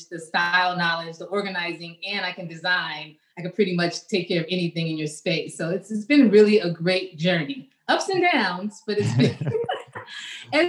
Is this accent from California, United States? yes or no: yes; Los Angeles, California, United States; moved away as an adult; also born or lived in Miami; I'm originally from Los Angeles. That's where I grew up. I was raised. And I moved to Miami in my 20s